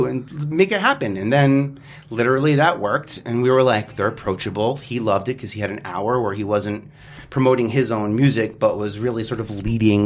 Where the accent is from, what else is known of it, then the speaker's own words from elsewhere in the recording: New York City, New York, United States; I'm born and raised in Staten Island